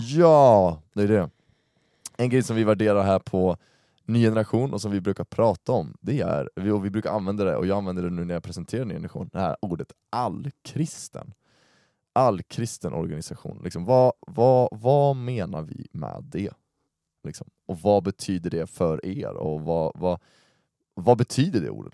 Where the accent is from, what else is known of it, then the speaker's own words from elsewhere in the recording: Uppsala, Uppsala County, Sweden; jag är uppvuxen i Uppsala